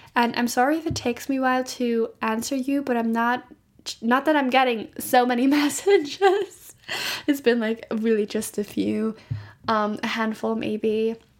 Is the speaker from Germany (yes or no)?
yes; Germany; I'm from Germany